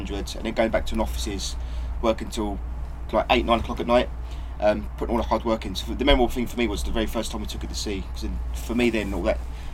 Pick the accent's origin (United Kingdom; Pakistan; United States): United Kingdom; Chatham, South East England; I'm from Chatham, which was once upon a time a big naval dockyard as well.